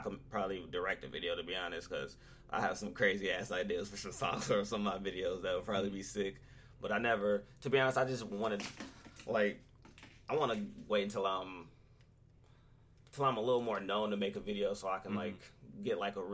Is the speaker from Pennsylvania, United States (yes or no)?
no; Mount Clemens, Michigan, United States; We come from the same place. Like, we're both from Mount Clemens